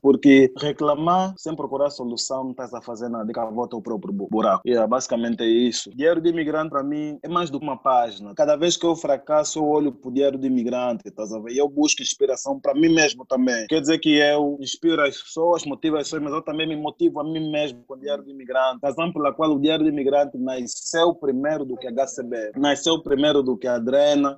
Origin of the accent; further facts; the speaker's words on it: Cabinda, Angola; moved away; eu fui pra Angola, fui pra Cabinda, eu sou de Cabinda